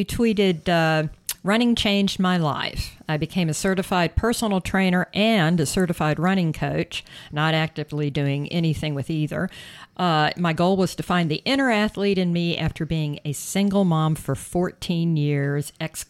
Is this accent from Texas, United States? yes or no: no; South Carolina, United States; I'm from South Carolina and I know humidity right.